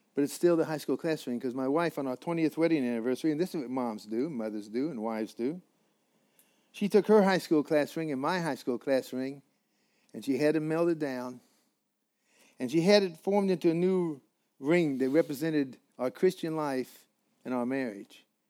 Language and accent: English; Colorado, United States; I'm from Colorado